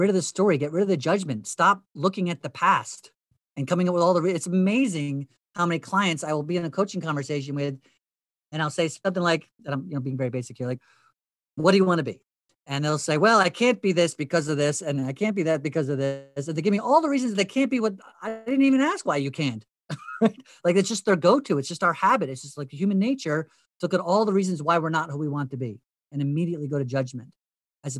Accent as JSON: {"language": "English", "area": "Hunterdon County", "region": "New Jersey", "country": "United States", "tie": "born or raised there", "said": "where I grew up in Hunterdon County, New Jersey"}